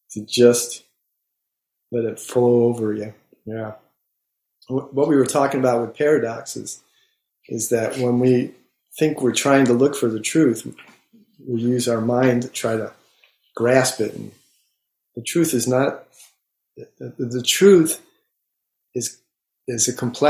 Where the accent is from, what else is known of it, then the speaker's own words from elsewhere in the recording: Buffalo, New York, United States; now in Maine, United States; I grew up in Buffalo